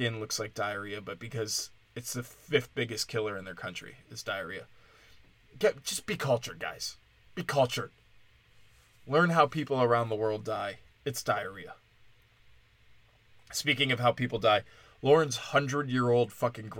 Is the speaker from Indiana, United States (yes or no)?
no; Wisconsin, United States; I'm from Wisconsin